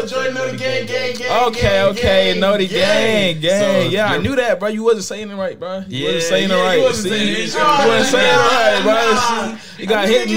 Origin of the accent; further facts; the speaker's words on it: Philadelphia, Pennsylvania, United States; also born or lived in Collingdale, Pennsylvania / Paulding County, Georgia; now in Atlanta, United States; I'm from Philly. I was born and raised in Philly. I moved here in 2018